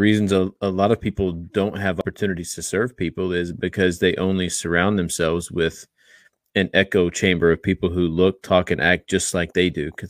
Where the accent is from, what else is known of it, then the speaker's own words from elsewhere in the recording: Austin, Texas, United States; growing up in Austin, you know, every street corner, someone is asking for something.